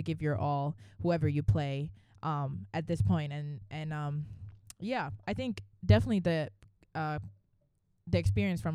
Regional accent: Finland; moved away as an adult; now in Atlanta, United States; I'm from Finland, and yeah, that's northern part of Europe, and came here 4 years ago.

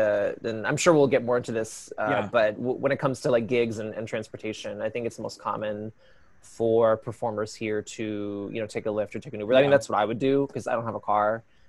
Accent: Prince George's County, Maryland, United States; So I grew up in this small town, or is it that small? I like to think of it as small because not a lot of big things happen there, but it's Prince George's County, Maryland. It's probably about 20 miles outside of DC.

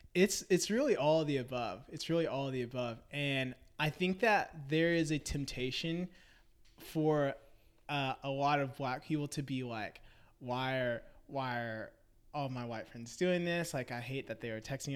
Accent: Memphis, Tennessee, United States; moved away as an adult; now in Nashville, United States; I'm originally from Memphis, Tennessee.

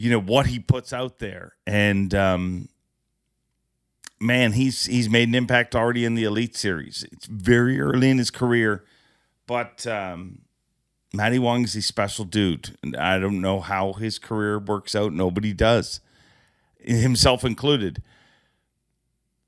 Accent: Port Perry, Ontario, Canada; why did they hire some dude from Port Perry?

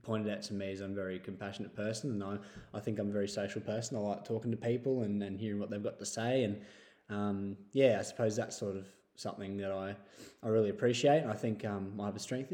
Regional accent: Sydney, New South Wales, Australia; now in Taree, Australia; I grew up in Sydney area, just on the other side of Westmead

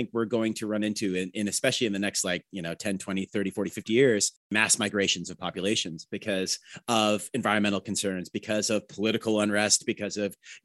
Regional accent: Toronto, Ontario, Canada; growing up in Toronto, we had a maximum, I think, of like 12 television stations

